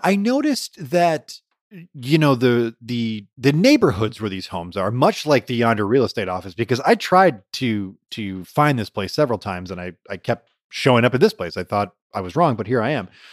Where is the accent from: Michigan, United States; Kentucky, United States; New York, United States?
Michigan, United States; Detroit; born or raised there